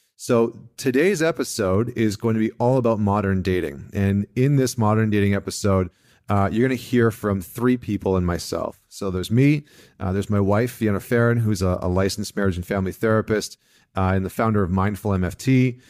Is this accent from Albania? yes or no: no; Vancouver, British Columbia, Canada; a local Vancouver company from, from my, from my hometown